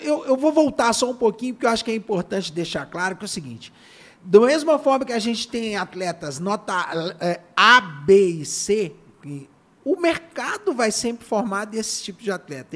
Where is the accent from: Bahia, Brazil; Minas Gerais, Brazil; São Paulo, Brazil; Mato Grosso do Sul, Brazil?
Minas Gerais, Brazil; Belo Horizonte; Belo Horizonte, nós somos de Belo Horizonte, eu sou de Belo Horizonte, aqui no, no bairro Santa Cruz, São Gabriel